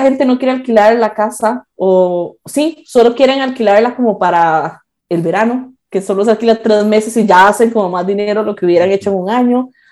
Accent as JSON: {"language": "Spanish", "country": "Costa Rica", "also_born_or_lived": "Barcelona, Spain / Prepyrenees, Huesca, Spain", "moved": "as an adult", "lives_now": "Aínsa, Spain", "said": "yo me fui de Costa Rica a Barcelona"}